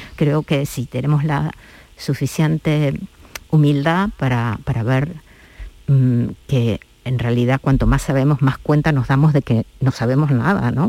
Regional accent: La Pampa, Argentina; now in Seville, Spain; mi ciudad de origen, de, Argentina, de La Pampa

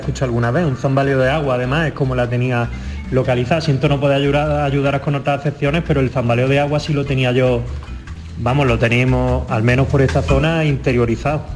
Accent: southern Jaén province, Andalusia, Spain; yo soy del sur de Jaén, eh, lindando con Córdoba y Granada

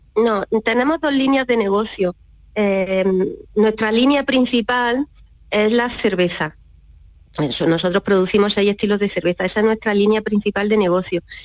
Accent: Almería, Andalusia, Spain; also born or lived in Fondón; somos nosotros de Almería, y en Fondón en concreto, mis raíces familiares están en Fondón

